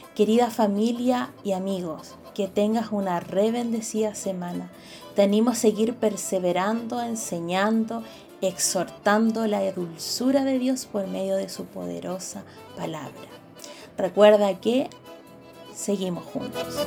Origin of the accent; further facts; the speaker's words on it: Chile; como buenos patriotas chilenos